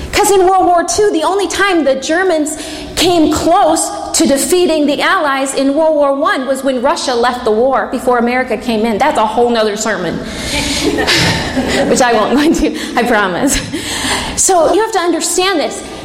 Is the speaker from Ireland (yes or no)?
no; England, United Kingdom; I'm English